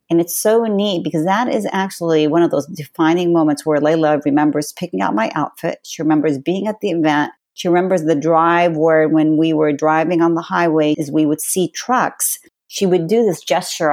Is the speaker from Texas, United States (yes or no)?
no; California, United States; born or raised there; also born or lived in Palestine